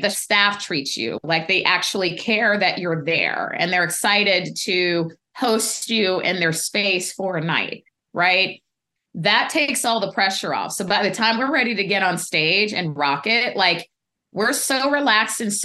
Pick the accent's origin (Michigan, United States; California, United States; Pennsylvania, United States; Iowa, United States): California, United States; Pasadena; also born or lived in Denver, Colorado; I grew up in Pasadena